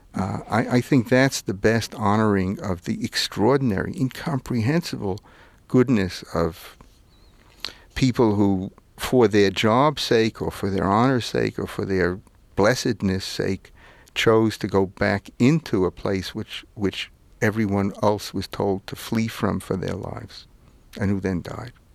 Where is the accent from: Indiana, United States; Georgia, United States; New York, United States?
New York, United States; New York City; also born or lived in Manhattan / Vermont; where I grew up in Brooklyn and see where I live in Manhattan